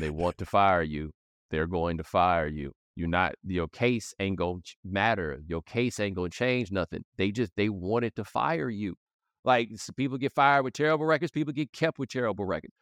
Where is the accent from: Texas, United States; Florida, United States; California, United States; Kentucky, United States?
Texas, United States; Houston; moved away; I'm from Houston